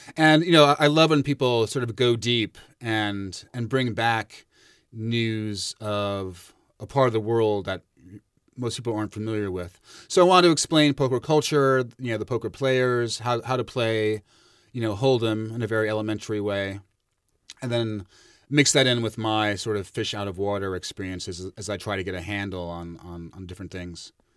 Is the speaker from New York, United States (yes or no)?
yes; New York, United States; As a New Yorker